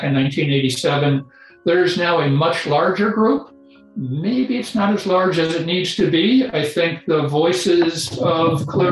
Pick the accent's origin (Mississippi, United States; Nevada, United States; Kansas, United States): Kansas, United States; I grew up in Kansas, so I knew what wheat and corn were, maybe even live cattle